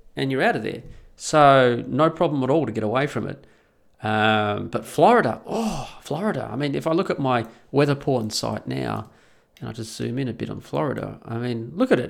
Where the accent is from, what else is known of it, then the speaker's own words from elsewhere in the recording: Perth, Western Australia, Australia; also born or lived in the Alps; now in Netherlands; living in Perth, growing up in Perth